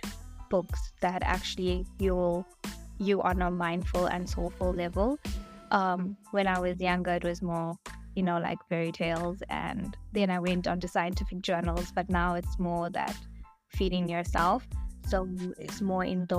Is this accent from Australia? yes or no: no; South Africa; a proud South African despite my Indian heritage